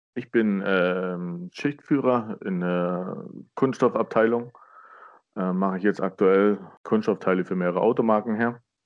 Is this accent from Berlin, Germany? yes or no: no; Burg Stargard, Mecklenburg-Vorpommern, Germany; moved away as an adult; also born or lived in Neubrandenburg; now in Baden-Württemberg, Germany; ich bin in Burgstargard groß geworden